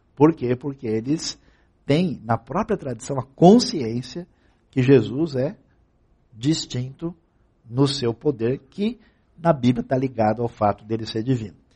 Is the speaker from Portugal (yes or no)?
no; Brazil